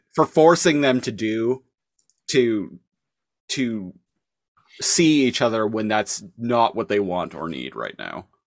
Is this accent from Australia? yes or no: no; Canada; I'm Canadian and have worked in grocery stores for, like, the past decade